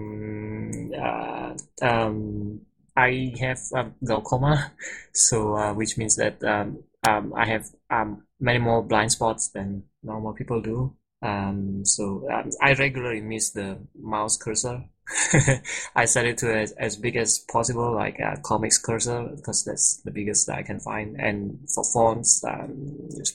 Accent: Singapore; I'm from Singapore, so here is actually afternoon.

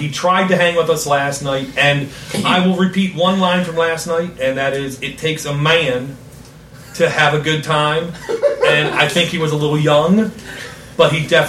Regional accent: Baltimore, Maryland, United States; I'm from the Baltimore area.

